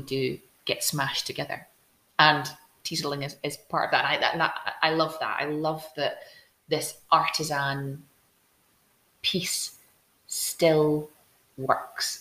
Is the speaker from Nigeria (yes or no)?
no; Glasgow, Scotland, United Kingdom; moved away as an adult; also born or lived in Barrhead; now in Edinburgh, United Kingdom; I grew up in Glasgow. Actually, I grew up in the south side of Glasgow. Then we moved south, and Paisley was my biggest city that I could jump into from